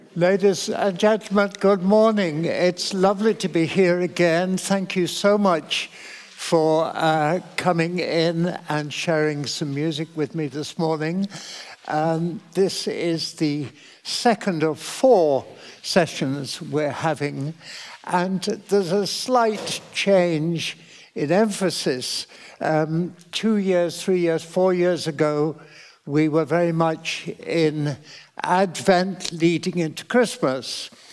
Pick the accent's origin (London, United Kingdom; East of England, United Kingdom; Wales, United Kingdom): East of England, United Kingdom; Cambridge; I was hugely fortunate to be born and brought up in Cambridge where there was so much music